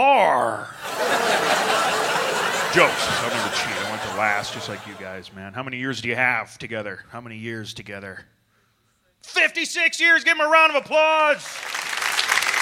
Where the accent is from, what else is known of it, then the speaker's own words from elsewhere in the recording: Minnesota, United States; I'm originally from Minnesota